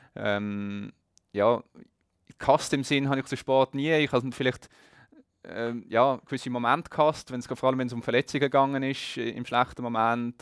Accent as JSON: {"language": "German", "region": "Geneva", "country": "Switzerland", "tie": "born or raised there", "said": "Ich bin in Genf aufgewachsen, nicht gerade am See, aber doch in Reichweite mit dem Velo zu erreichen"}